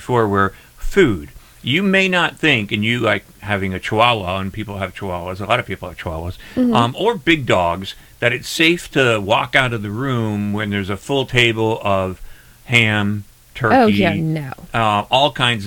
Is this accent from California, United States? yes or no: no; Scranton, Pennsylvania, United States; my hometown where I grew up in Scranton, Pennsylvania